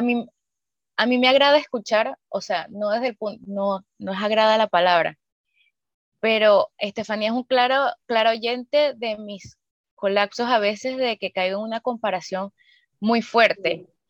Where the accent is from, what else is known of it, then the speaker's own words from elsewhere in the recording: Venezuela; now in Chile; nosotras tres somos de Venezuela